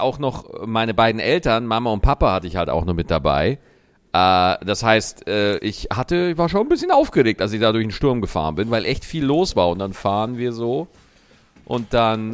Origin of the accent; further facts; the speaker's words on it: Lower Bavaria, Germany; bei uns in Niederbayern